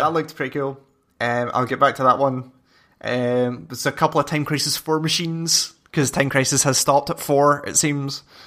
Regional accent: Scotland, United Kingdom; I'm Scottish and six foot three

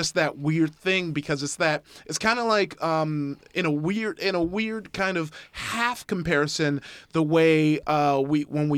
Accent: Compton, California, United States; I grew up in Compton

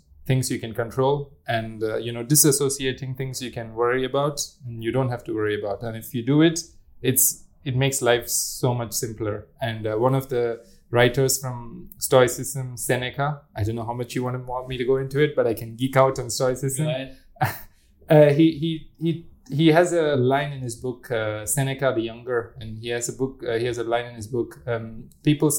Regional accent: India; growing up in India as a religious person, you meditate a lot

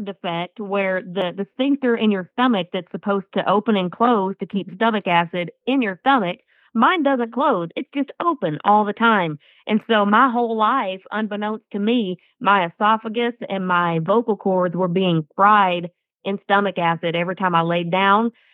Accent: Atoka, Oklahoma, United States; I grew up in Atoka, Oklahoma

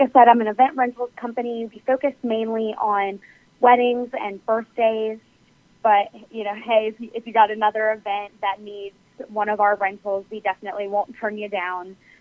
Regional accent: Harrisonburg, Virginia, United States; moved away as an adult; also born or lived in Eastern Shore (Maryland/Delaware); now in Virginia, United States; I grew up in Harrisonburg, Virginia

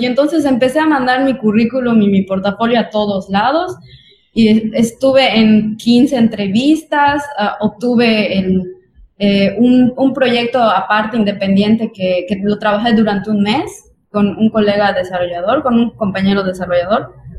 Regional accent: Yucatán, Mexico; accent: Yucatecan; viene a Yucatán, sobre todo donde tenemos un acento tan pesado

